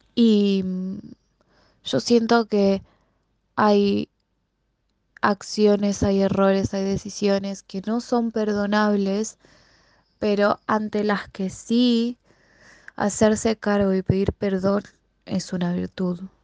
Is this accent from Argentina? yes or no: yes; Buenos Aires, Argentina; Yo soy de Capital Federal, eh, vivo en un barrio que se llama Floresta, siempre viví acá